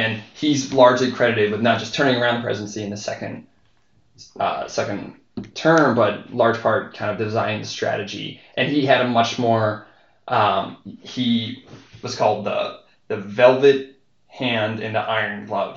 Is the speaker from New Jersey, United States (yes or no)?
no; Western Pennsylvania, United States; I'm from Western Pennsylvania